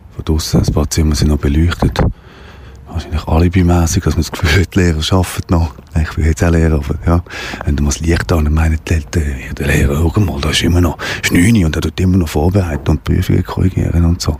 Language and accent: German; Wettingen, Aargau, Switzerland; Richtung meiner alten Heimat, Altenburg-Region